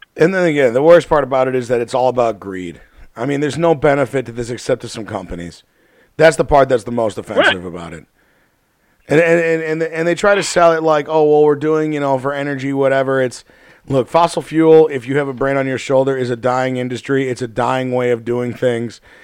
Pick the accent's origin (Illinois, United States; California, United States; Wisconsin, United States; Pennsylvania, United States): Illinois, United States; Chicago; We're from Chicago here.